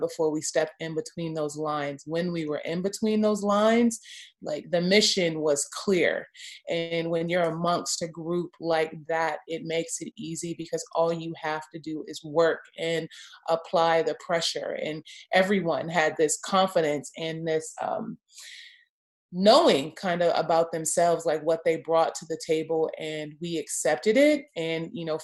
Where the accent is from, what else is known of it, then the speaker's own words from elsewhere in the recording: Los Angeles, California, United States; moved away; also born or lived in Houston; I'm from Los Angeles, USC